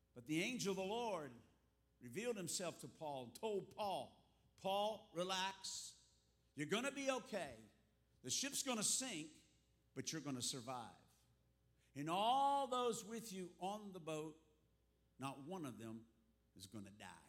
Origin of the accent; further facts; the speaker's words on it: South Florida, United States; moved away as an adult; also born or lived in Texas; now in Africa; I was born in Texas, but raised here in the South Florida area since the fourth grade